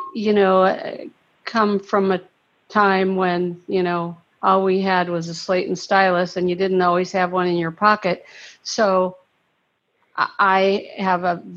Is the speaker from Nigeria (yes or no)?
no; Ohio, United States; moved away as an adult; now in Florida, United States; I'm from Ohio and it was so terrible up there